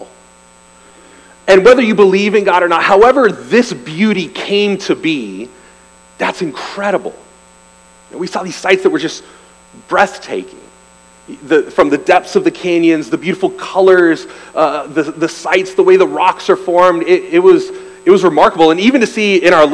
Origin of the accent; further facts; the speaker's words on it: Bay Area, Northern California, United States; now in Arizona, United States; I grew up in Northern California in the Bay Area